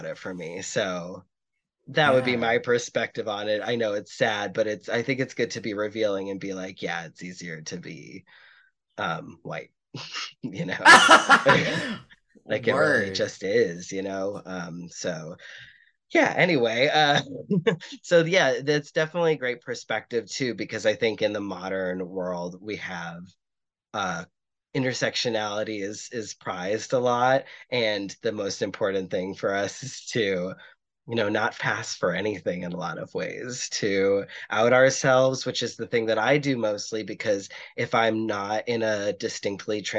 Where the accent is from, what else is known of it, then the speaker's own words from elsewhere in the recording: Boston, Massachusetts, United States; being Irish Catholic in Boston, just it was my city